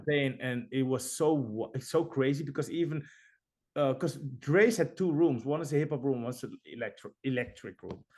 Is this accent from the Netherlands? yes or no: yes; Netherlands; we're from Holland